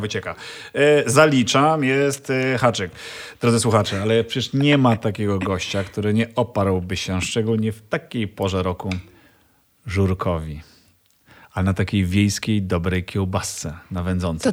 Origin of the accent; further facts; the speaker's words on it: eastern Poland, Poland; Ja jestem e, ze wschodu, więc e, tam się urodziłem.